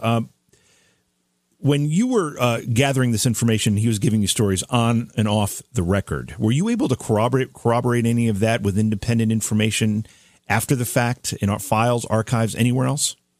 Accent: Oneonta, New York, United States; I grew up in Oneonta in upstate New York.

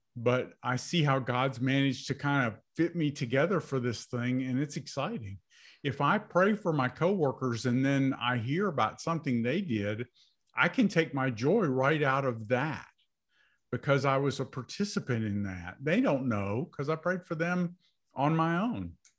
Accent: United States; I was born in America

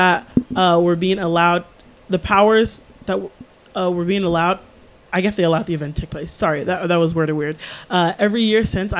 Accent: Chicago, Illinois, United States; Chicago, my hometown.

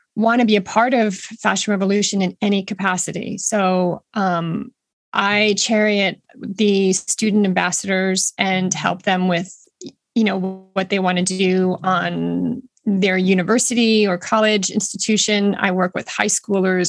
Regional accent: Boston, Massachusetts, United States; I am from the Boston area

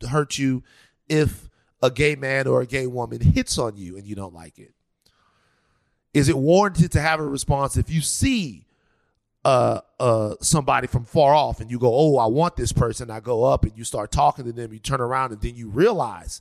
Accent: Baton Rouge, Louisiana, United States; I'm from Baton Rouge, Louisiana

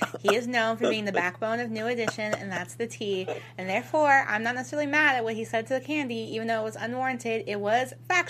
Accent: Louisville, Kentucky, United States; So y'all know I'm from Louisville, Kentucky.

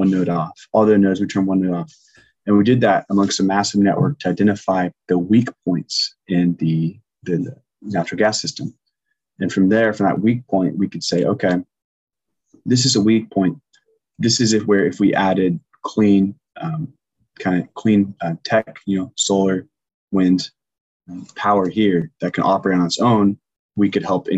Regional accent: Longview, Washington, United States; now in Seattle, United States; my hometown, you know, Longview, Washington, 40,000 people

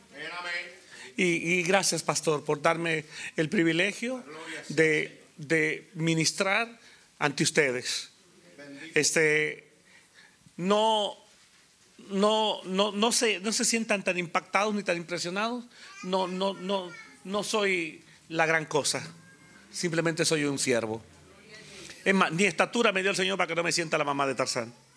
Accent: Honduras; moved away as an adult; also born or lived in Guatemala / Costa Rica; nací en la República de Honduras

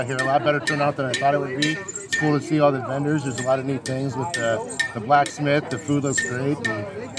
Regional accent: Fairfield, United States; moved away as an adult; now in Altoona, United States; I'm originally from Fairfield and just moved to Altoona a couple weeks ago.

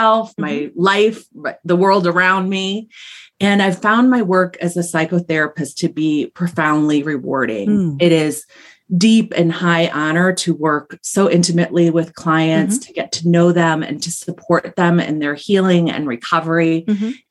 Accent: Ohio, United States; I'm a Buckeye. I'm from Ohio

